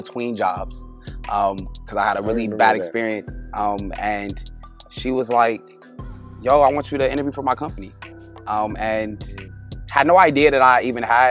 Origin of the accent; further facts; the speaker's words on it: Los Angeles, California, United States; also born or lived in Northridge, Los Angeles; I'm from LA. I actually was born in Northridge. And then I moved to LA like as a little kid. Grew up in Watts